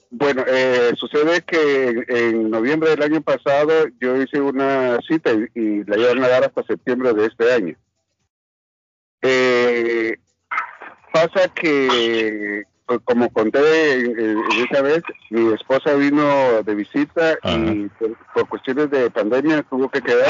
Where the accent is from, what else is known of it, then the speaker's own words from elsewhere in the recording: Guatemala; now in Massachusetts, United States; como guatemalteco, que soy nacido en Guatemala